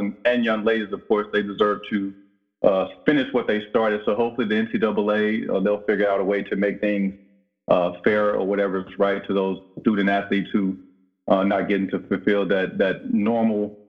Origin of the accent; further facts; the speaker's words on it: Brinkley, Arkansas, United States; moved away; my hometown of Brinkley